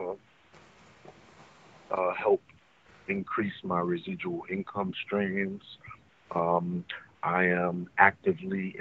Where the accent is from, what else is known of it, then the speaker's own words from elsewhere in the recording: New York City, New York, United States; I'm from the Bronx